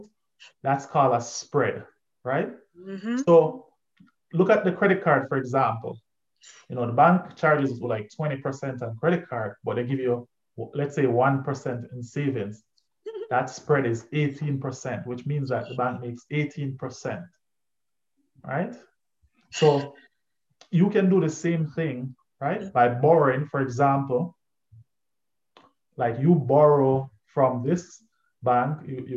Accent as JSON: {"language": "English", "town": "Spanish Town", "region": "Saint Catherine", "country": "Jamaica", "tie": "born or raised there", "said": "I grew up in Spanish town"}